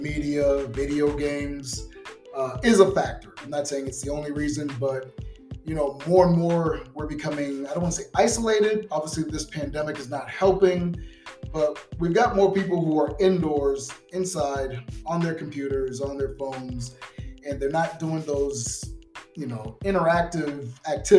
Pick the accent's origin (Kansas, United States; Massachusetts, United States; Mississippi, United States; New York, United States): Massachusetts, United States; Boston; also born or lived in Sacramento; now in Las Vegas, United States; I'm from Boston, so I got to give a shout out to my peeps out there in the 617